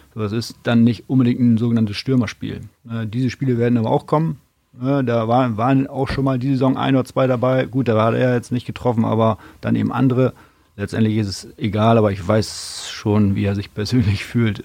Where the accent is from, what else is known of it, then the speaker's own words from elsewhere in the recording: Oldenburg, Lower Saxony, Germany; also born or lived in Meppen; in Oldenburg damals groß geworden